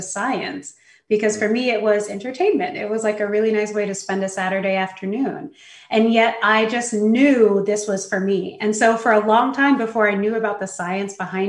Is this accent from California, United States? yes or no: yes; San Francisco, California, United States; I was born in San Francisco. I always lived in big cities with my family